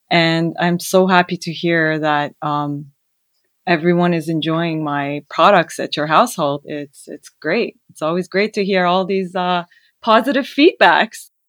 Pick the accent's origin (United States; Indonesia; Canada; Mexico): Canada; also born or lived in Iran; Well, I was born in Iran, and f- during the war, we fled to Canada. Um, however, we would go back and forth from Canada to Iran during the war